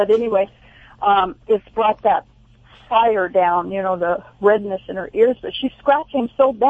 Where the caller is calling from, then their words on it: Cayucos, California, United States; Actually, from Cayucas.